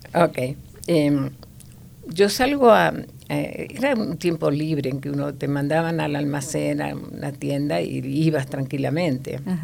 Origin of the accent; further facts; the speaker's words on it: Buenos Aires, Argentina; also born or lived in La Pampa, Argentina; en realidad nací en La Pampa, eh, pero estuve muy poco tiempo, hasta los nueve años. A los nueve años me fui a Buenos Aires